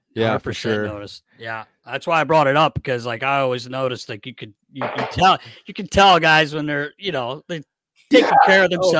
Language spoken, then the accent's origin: English; North Carolina, United States; I grew up in North Carolina